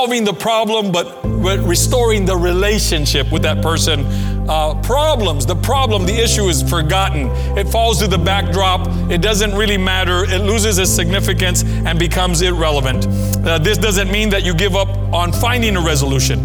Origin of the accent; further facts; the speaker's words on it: McFarland, United States; the church that we grew up in McFarland